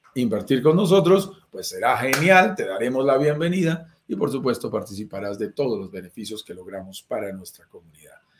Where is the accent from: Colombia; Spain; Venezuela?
Colombia; soy colombiano, vivo en Colombia